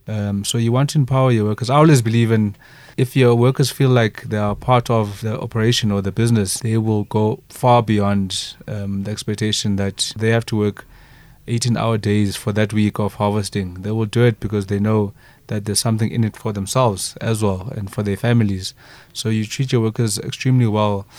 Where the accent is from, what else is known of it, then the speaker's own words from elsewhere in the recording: Eastern Cape, South Africa; moved away; also born or lived in Johannesburg; I remember growing up in the Eastern Cape